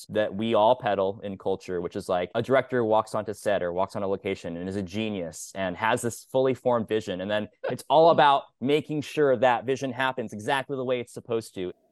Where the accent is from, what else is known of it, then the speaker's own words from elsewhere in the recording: Kansas, United States; I'm from Kansas.